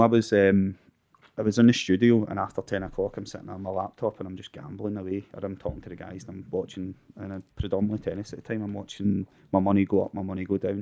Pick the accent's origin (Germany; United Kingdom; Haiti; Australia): United Kingdom; Glasgow, Scotland; I'm from Balnok slash Bingburn in North